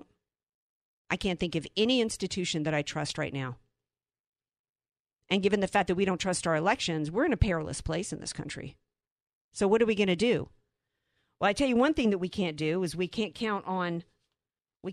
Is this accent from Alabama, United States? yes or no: no; New Orleans, Louisiana, United States; I'm from New Orleans.